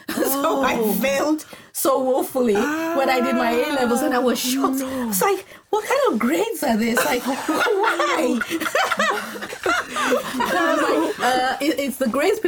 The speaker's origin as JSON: {"language": "English", "country": "Nigeria", "tie": "born or raised there", "also_born_or_lived": "Scotland / northern Nigeria", "moved": "as an adult", "said": "I was born in Scotland, but then moved to Nigeria as a baby. And then I grew up, spent most of my child teenage years in Nigeria"}